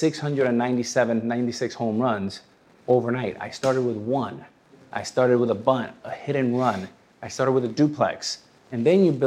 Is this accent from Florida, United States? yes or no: yes; Miami, Florida, United States; also born or lived in New York / Dominican Republic; born in New York, raised in Miami, but both of my parents are Dominican